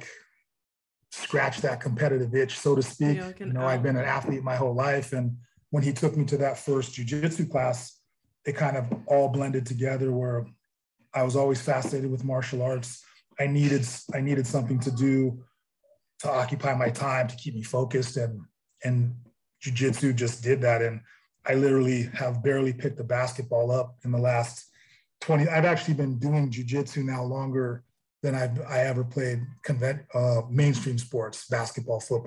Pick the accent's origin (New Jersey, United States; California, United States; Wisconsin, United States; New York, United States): California, United States; Santa Cruz; I'm actually from Santa Cruz. It's a small town about 30 miles outside of Silicon Valley, right on the coast.